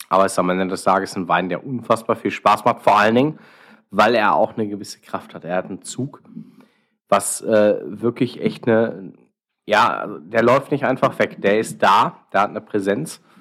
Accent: Dortmund, North Rhine-Westphalia, Germany; aber wir in Dortmund haben tatsächlich immer den Anspruch, die Nase vorn zu haben

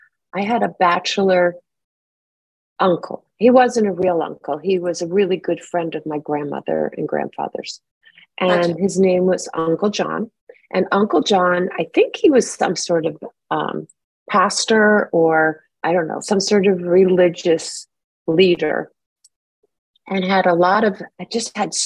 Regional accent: New York, United States; now in Los Angeles, United States; I'm from New York

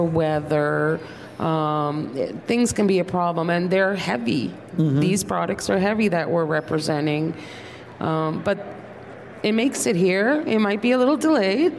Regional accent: Turkey; moved away; I was born in Turkey

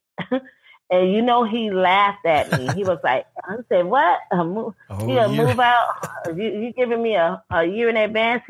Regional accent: New Orleans, Louisiana, United States; moved away as an adult; now in California, United States; we grew up in New Orleans

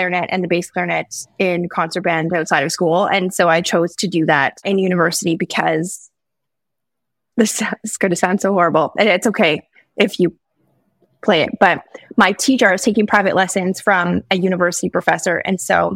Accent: Saskatchewan, Canada; I'm from Saskatchewan.

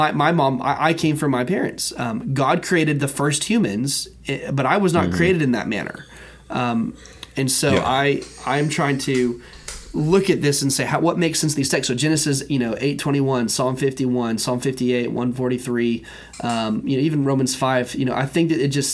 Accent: United States; As an American, as a member of America, right? As a citizen of America

